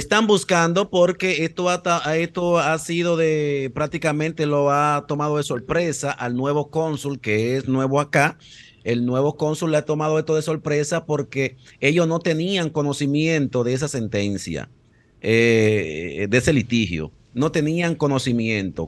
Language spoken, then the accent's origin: Spanish; Dominican Republic; ya no conocemos nosotros cómo somos los dominicanos